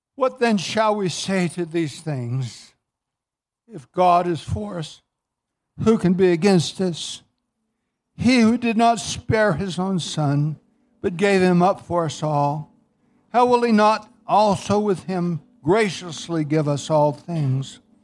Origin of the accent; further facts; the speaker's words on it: Southern California, United States; I grew up in Southern California